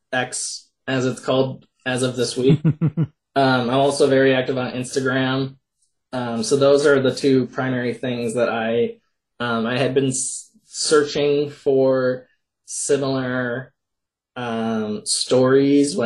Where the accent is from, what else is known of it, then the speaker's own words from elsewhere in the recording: Minnesota, United States; I'm from Minnesota